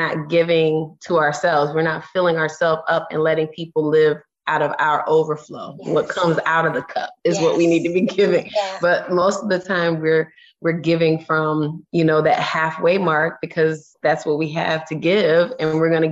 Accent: Orlando, Florida, United States; I'm from Orlando, Florida. I'm just a girl from Orlando

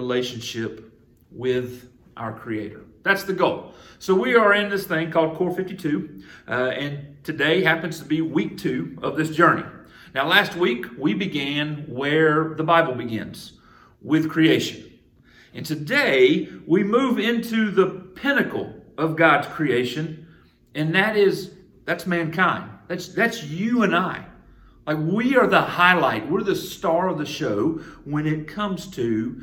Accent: Jefferson, Georgia, United States; moved away; my hometown, Jefferson, Georgia

